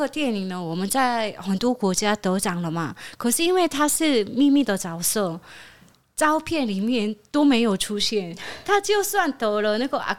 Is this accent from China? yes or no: no; South Korea; moved away; 我是从韩国来的